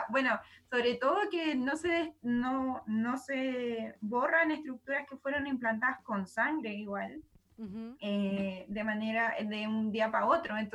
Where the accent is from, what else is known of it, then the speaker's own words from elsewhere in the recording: Chile; es un recuerdo muy hermoso que nosotros tenemos como, chilenos, eh, el, plebiscito del 88